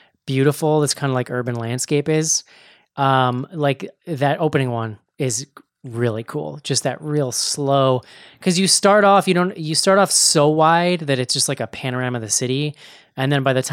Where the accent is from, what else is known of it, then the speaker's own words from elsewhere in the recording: United States; as an American